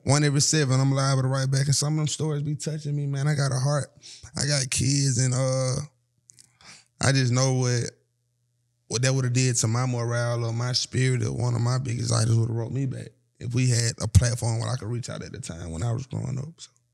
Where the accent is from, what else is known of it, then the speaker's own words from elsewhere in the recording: Atlanta, Georgia, United States; I'm from Atlanta